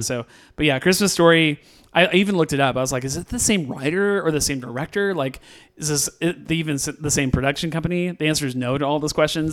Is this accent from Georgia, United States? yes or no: no; West Coast, California, United States; I grew up in the West Coast